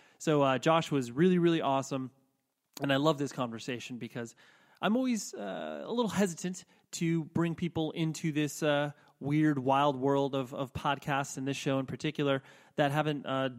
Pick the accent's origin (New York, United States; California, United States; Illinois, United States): California, United States; I'm from Southern California.